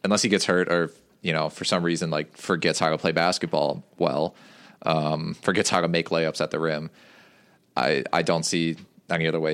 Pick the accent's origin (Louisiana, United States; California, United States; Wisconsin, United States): Wisconsin, United States; Waukesha County; now in Madison, United States; I grew up in Waukesha County